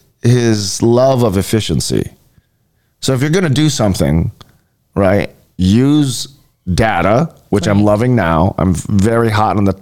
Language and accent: English; Honolulu, Hawaii, United States; growing up in Hawaii Kai